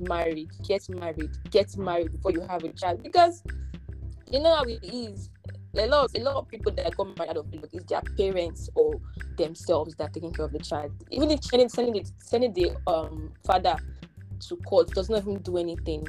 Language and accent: English; Nigeria